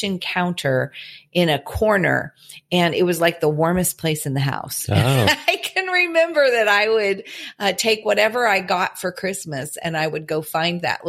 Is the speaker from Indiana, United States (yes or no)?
yes; Indiana, United States; now in Illinois, United States; Mark and I were both born and raised in Indiana